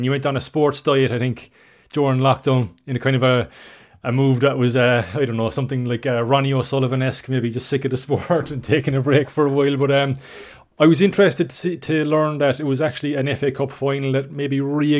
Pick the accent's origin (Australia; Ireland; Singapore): Ireland; as Irish people, we have had some magical moments.